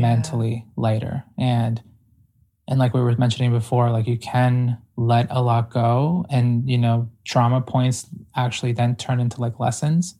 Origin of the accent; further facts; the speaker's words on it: Ecuador; moved away; I'm primarily indigenous from South America, like, I was born in Ecuador